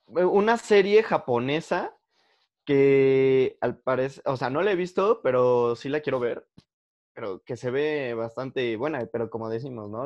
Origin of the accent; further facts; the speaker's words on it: Mexico; como el mexicano siempre ha estado rodeado de muerte, del lado bueno y del lado malo, o sea, del lado bueno en el sentido del Día de Muertos y de celebraciones y que los espíritus y cositas así, y del lado malo, que es como narcotráfico, asaltos, o sea, que es tan normal para nosotros